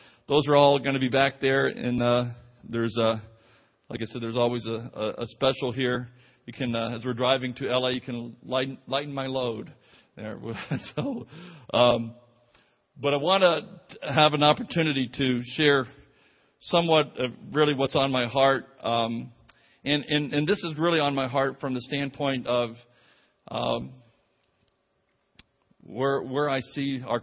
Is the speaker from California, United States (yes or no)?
no; Clearwater, Florida, United States; also born or lived in Nigeria / Tampa Bay, Florida; we went together in high school together and over in Clearwater, Florida